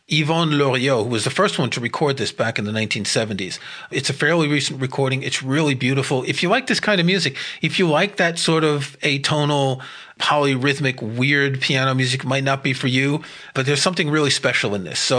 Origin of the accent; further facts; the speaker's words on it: New York City, New York, United States; moved away as an adult; also born or lived in France; now in United Kingdom; I grew up in New York City